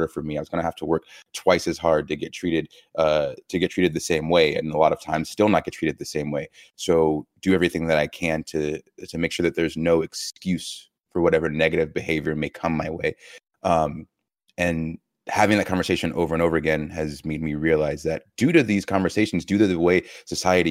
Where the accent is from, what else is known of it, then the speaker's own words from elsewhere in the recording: Georgia, United States; growing up in Georgia